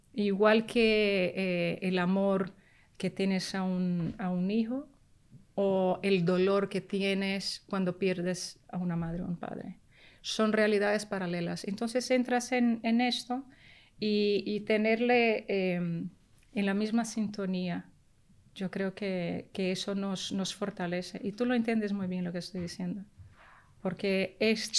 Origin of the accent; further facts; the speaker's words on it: Rio de Janeiro, Brazil; first language Portuguese; Spanish is a second language; also born or lived in New York; now in Spain; yo nací en Brasil pero mi familia paterna, exiliada cubana, de raíces muy profundamente españolas. Y entonces yo me siento, eh, crecí en una pequeña Habana en Río de Janeiro